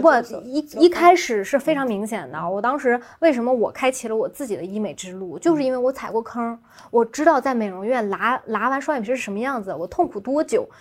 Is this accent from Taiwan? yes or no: no; Xuzhou, Jiangsu, China; moved away; 我老家在徐州嘛